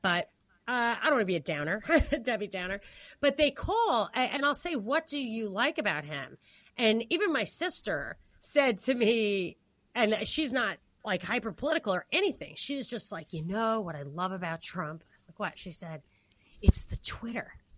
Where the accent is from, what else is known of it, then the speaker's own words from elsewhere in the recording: New York, United States; As a New Yorker